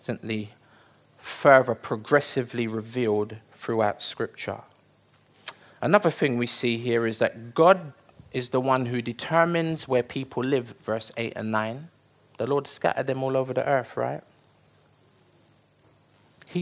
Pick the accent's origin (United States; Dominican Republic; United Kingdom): United Kingdom; I was born here, I'm British